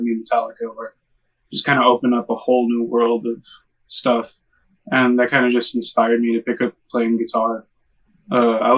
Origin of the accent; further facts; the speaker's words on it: Los Angeles, California, United States; I've lived in LA my whole life. I was born on the West Side, lived there for about 2 years. Obviously don't remember much, but when I was around 2 or 3, my parents moved to Highland Park, which is where I'm still